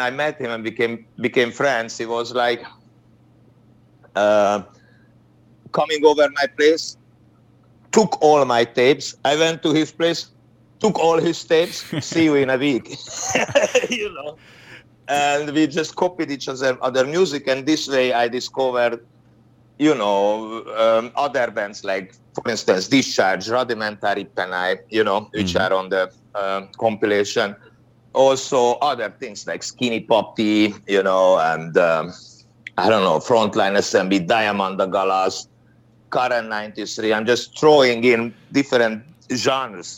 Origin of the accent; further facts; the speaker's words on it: Hungary; English is a second language; I'm from Hungary. We were in a communist country